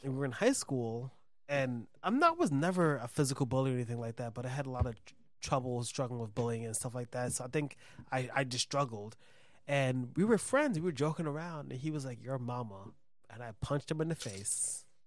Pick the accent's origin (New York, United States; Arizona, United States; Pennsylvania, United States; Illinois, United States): New York, United States; New York City; also born or lived in Brooklyn; I'm from the Bronx